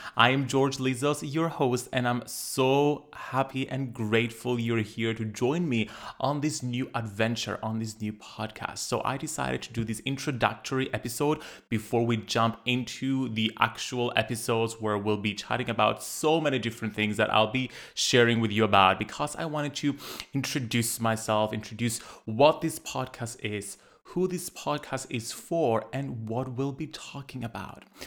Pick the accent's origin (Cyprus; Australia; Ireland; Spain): Cyprus; Growing up in Cyprus, a little island in the Mediterranean